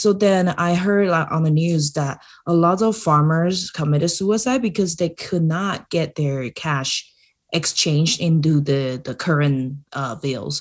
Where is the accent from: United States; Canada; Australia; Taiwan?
Taiwan; I'm from Taiwan